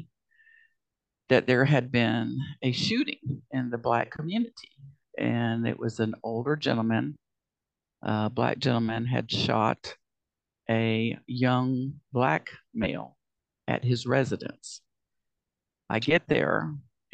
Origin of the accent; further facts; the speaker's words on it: Tybee Island, Georgia, United States; I'm from Tybee Island, and you know, I said, you know, that's like Savannah's beach.